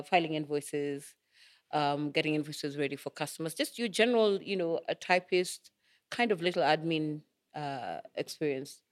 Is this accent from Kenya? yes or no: yes; Nairobi, Kenya; we grew up in Madaraka.